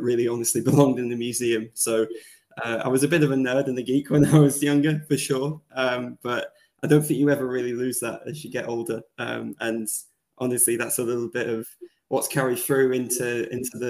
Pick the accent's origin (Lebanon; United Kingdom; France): United Kingdom; Rochdale, North West England; moved away as an adult; I grew up in Rochdale in the northwest of England. It's about 8 miles northeast of Manchester.